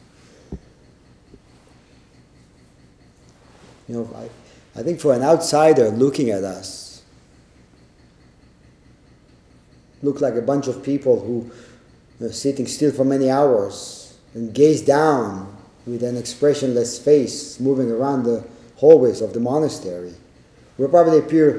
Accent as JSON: {"language": "English", "country": "Israel", "tie": "born or raised there", "said": "growing up in Israel"}